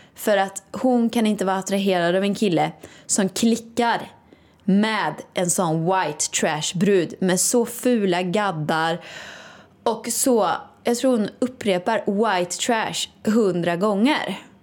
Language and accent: Swedish; Åmål, Västra Götaland, Sweden; now in Stockholm, Sweden; Åmål då, där jag kommer ifrån.